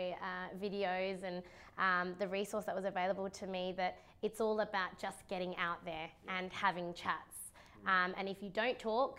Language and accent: English; Perth, Western Australia, Australia; I grew up in and around Canning Vale